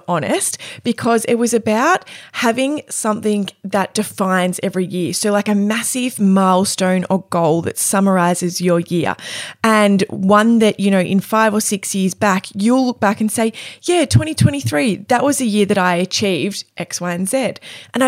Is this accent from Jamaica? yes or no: no; Cape Paterson, Victoria, Australia; Cape Patterson, my hometown